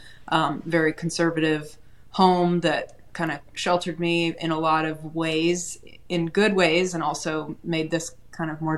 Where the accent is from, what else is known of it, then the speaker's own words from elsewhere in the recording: Chattanooga, Tennessee, United States; now in Nashville, United States; I am a Tennessee native. I grew up in Chattanooga, now live in Nashville.